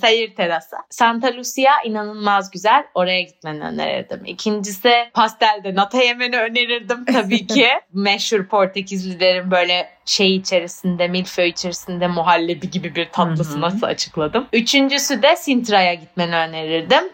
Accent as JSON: {"language": "Turkish", "country": "Turkey", "tie": "born or raised there", "also_born_or_lived": "United Kingdom", "moved": "as an adult", "lives_now": "Barcelona, Spain", "said": "hayatımın 18 senesini orada 19 senesini orada yaşadım"}